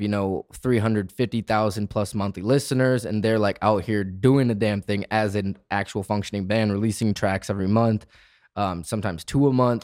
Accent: Michigan, United States; moved away; also born or lived in Arizona; I grew up in Michigan, got sick of my hometown, and left to the desert.

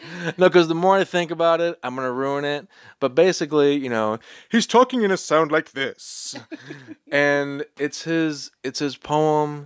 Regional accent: Romulus, Michigan, United States; now in Boston, United States; I'm from Romulus, and it's Detroit area, but it's not really Detroit

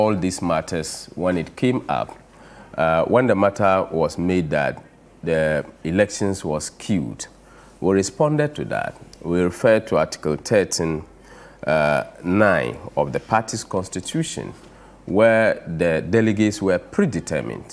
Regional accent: Zabzugu, Northern Region, Ghana; I come from Zabzugu and from the northern region, and being a Dagumba by tribe

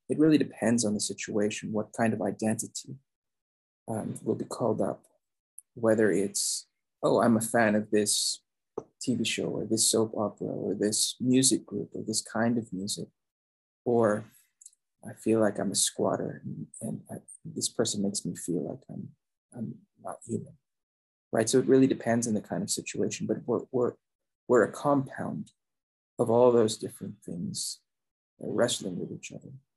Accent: Philippines; now in United States; I was born in the Philippines, I grew up there.

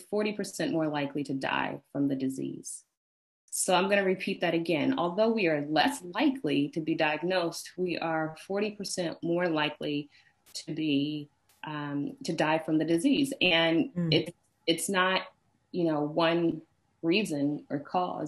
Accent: Washington, District of Columbia, United States; moved away as an adult; also born or lived in Atlanta, Georgia; now in Brooklyn, United States; where I grew up, born and raised in Washington, D.C., the middle of seven children

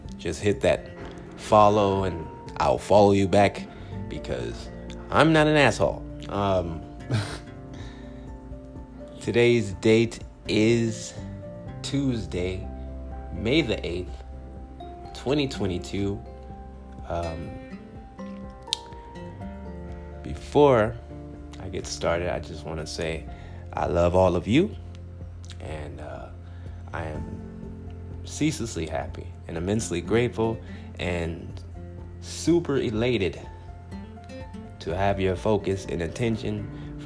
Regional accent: Compton, California, United States; now in Phoenix, United States; I'm originally from Compton, California.

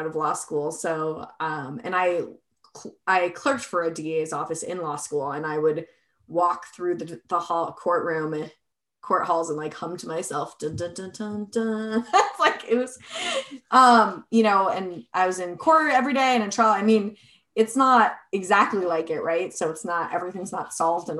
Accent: Arizona, United States; now in Colorado, United States; I'm originally from Arizona

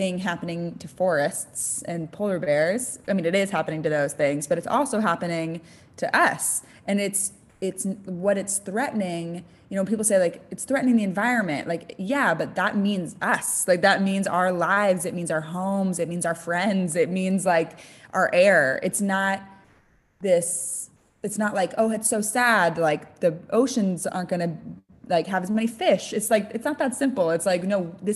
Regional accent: San Francisco, California, United States; now in Los Angeles, United States; I'm from the Bay Area, which is like a traditionally like really liberal place and kind of like eco-friendly

